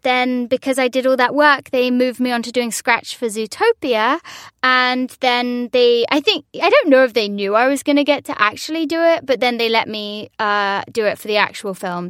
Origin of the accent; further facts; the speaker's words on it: London, United Kingdom; also born or lived in New York; now in Los Angeles, United States; I'm from London